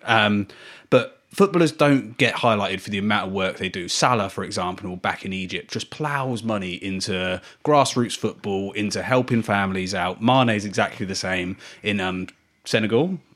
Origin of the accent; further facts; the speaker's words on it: England, United Kingdom; as an English football fan brought up in England